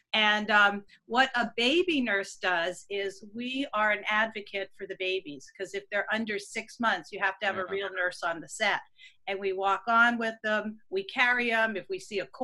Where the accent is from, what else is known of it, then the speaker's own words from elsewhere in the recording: Pennsylvania, United States; moved away; also born or lived in New Jersey / New York; growing up in Pennsylvania